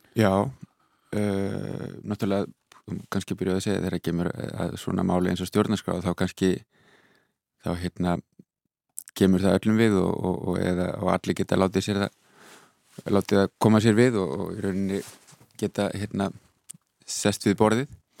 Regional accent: Iceland; also born or lived in Netherlands; now in Berlin, Germany; ég er hérna frá Íslandi

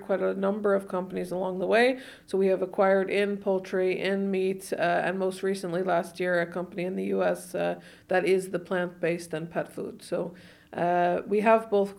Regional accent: New York, United States; moved away as an adult; also born or lived in Manhattan; now in Iceland; originally from New York

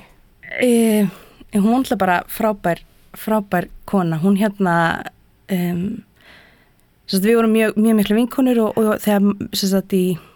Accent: Hrunamannahreppur, Southern Region, Iceland; also born or lived in Prague; Ég ólst upp í Öðsóldi í Hrunumann

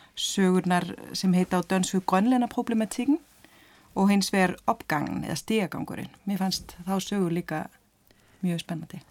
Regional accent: Denmark; sem Dani

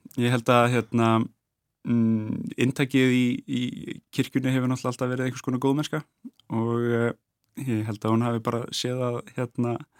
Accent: Reykjavík, Capital Region, Iceland; ólst upp í Sælökaru í Brealdi

